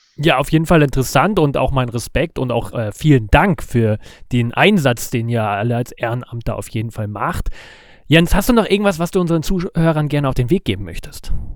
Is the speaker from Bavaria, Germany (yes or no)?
no; Lübeck, Schleswig-Holstein, Germany; meiner Geburtsstadt Lübeck